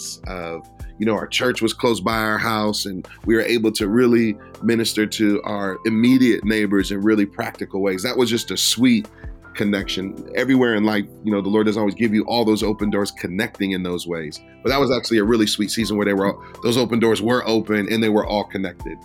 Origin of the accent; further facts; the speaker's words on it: Detroit, Michigan, United States; also born or lived in Philadelphia; now in Minneapolis, United States; I was born in Detroit, and I was raised in inner city environments.